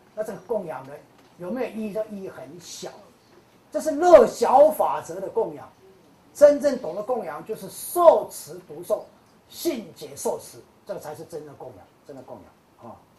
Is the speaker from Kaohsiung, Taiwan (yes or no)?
yes; Kaohsiung, Taiwan; 高雄，高雄是我的故乡啊